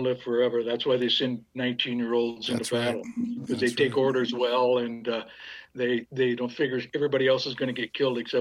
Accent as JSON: {"language": "English", "area": "near Des Moines", "region": "Iowa", "country": "United States", "tie": "born or raised there", "also_born_or_lived": "Bondurant, Iowa", "said": "I grew up in Iowa, a little bitty town of 350 people right outside Des Moines"}